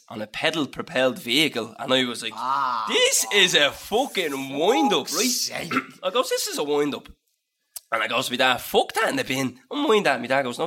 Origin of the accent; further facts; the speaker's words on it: Dublin, Leinster, Ireland; I'm from Dublin